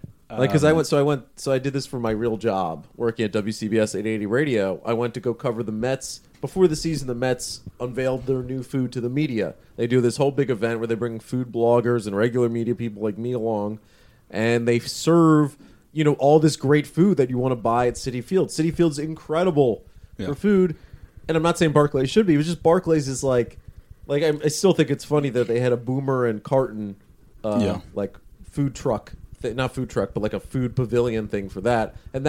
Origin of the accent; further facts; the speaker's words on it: Canada; Being a Canadian, playing for a Canadian team has added incalculable number of standing time.